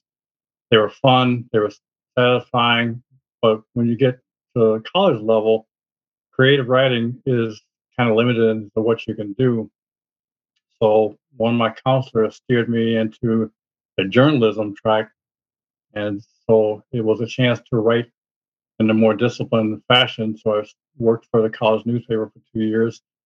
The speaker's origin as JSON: {"language": "English", "town": "Chicago", "region": "Illinois", "country": "United States", "tie": "born or raised there", "said": "I was born and raised in the Chicago area"}